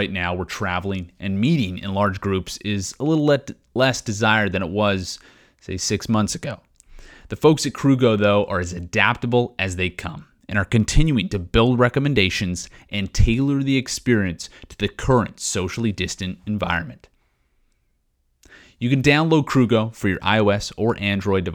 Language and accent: English; Regina, Saskatchewan, Canada; moved away; Growing up in Regina, Saskatchewan, we were known for being the breadbasket of Canada